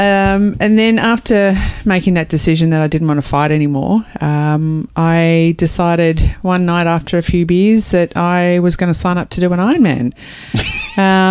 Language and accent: English; Australia